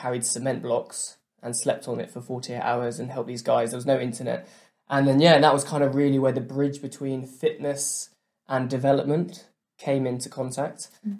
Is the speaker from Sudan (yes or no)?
yes; Sudan; also born or lived in England; Yeah, so I grew up in Sudan in East Africa. So my parents worked for the church out there, overseeing education programs during the Civil War. Came back to England.